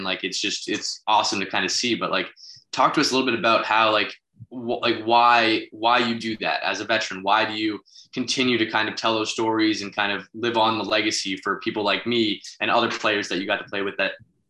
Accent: Canada; now in United States; being a Canadian kid

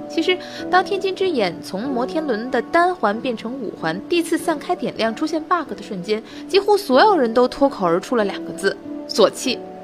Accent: Tianjin, China; 我的家乡啊，号称格儿都，口头语儿是骂钱不钱的

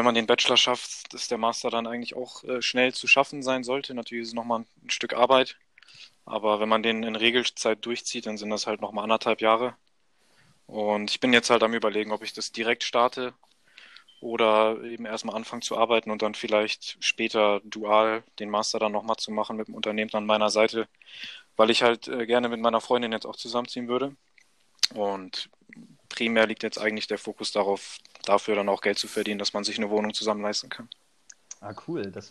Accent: Wedel, Schleswig-Holstein, Germany; Hauptsache, ich habe immer noch so die Nähe nach Wedel, zu meinem Heimatort, zur Familie

